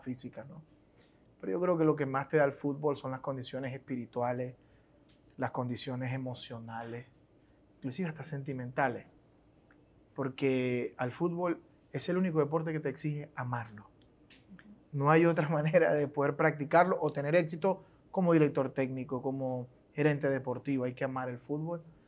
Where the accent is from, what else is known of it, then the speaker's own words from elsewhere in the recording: Venezuela; yo soy un joven venezolano normal con con una caracterización cultural muy, muy de barrio, pues porque crecí así.